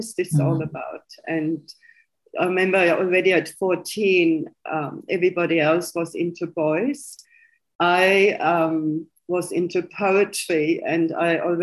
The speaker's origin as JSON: {"language": "English", "country": "Germany", "tie": "born or raised there", "second_language": "English", "moved": "as an adult", "lives_now": "Australia", "said": "You might know by my accent, originally I was born in Germany, West Germany"}